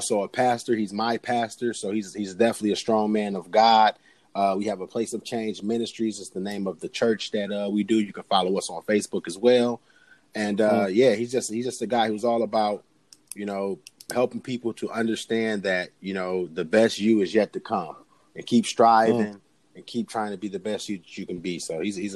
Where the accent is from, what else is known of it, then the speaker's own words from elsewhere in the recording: Detroit, Michigan, United States; now in Lansing, United States; I am originally from Detroit, Michigan. I live in Lansing, Michigan currently